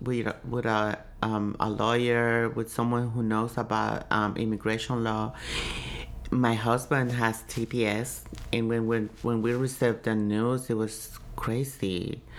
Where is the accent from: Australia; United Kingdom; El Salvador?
El Salvador; now in Washington, D.C., United States; I'm from El Salvador